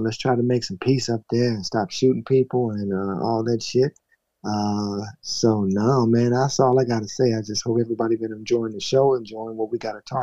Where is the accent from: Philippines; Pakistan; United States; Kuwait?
United States; the South; I'm from the South